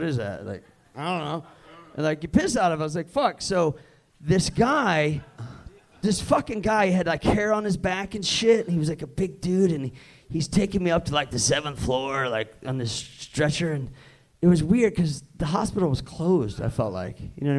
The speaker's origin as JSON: {"language": "English", "town": "Kansas City", "country": "United States", "said": "by the way, I'm from Kansas City."}